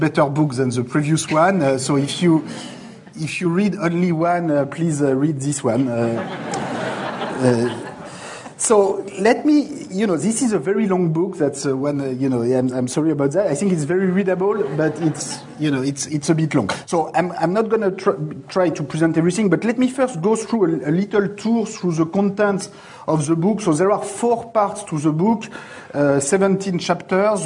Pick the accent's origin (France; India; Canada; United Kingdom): France; accent: French; English is a second language; my English is going to sound a lot like French